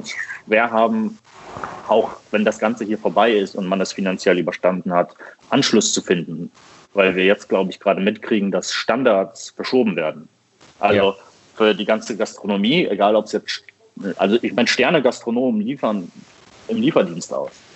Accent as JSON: {"language": "German", "town": "Düsseldorf", "region": "North Rhine-Westphalia", "country": "Germany", "said": "ich komme aus Düsseldorf und ich mache hier Kaffee bei der Rösterei 4"}